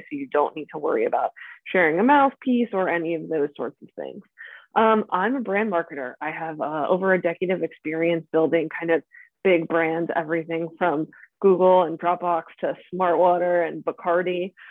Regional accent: outside Philadelphia, Pennsylvania, United States; moved away as an adult; now in Venice, California, United States; I grew up outside Philadelphia in Pennsylvania

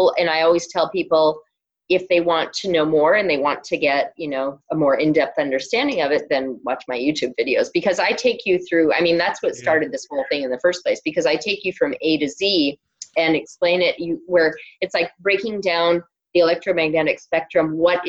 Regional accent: Ontario, Canada; accent: Canadian; Yeah, I'm Canadian, so some people laugh at my Canadian accent. I've lost most of it, but I do occasionally.

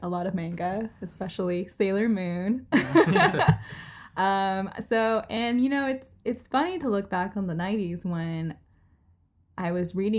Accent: Orange County, California, United States; now in Los Angeles, United States; I grew up in Orange County, but I went to school in UCLA

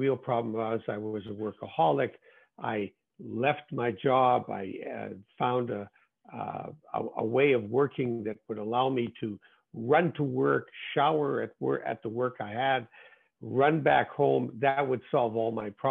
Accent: Winnipeg, Manitoba, Canada; my hometown of Winnipeg, Canada

